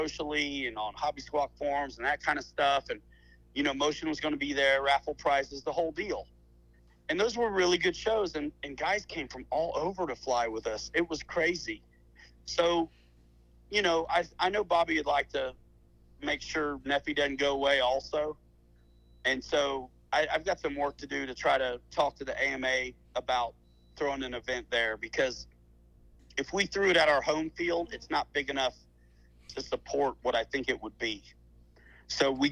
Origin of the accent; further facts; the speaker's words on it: Muncie, Indiana, United States; It is my hometown. So I'm pretty familiar with the place